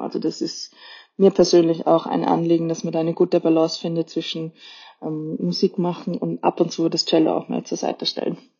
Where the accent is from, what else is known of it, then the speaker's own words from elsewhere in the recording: Austria; als Österreicherin